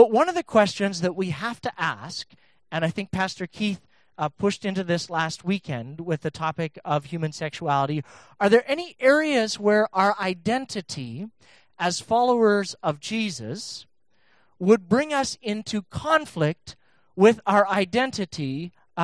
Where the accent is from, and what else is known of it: Canada